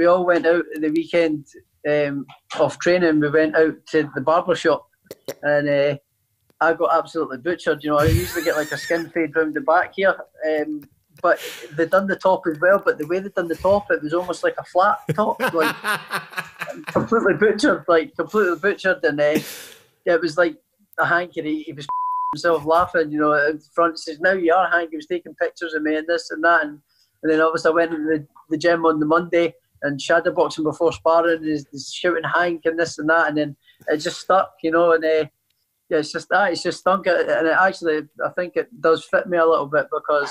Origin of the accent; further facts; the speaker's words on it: Scotland, United Kingdom; Ken Buchanan, who's also from my hometown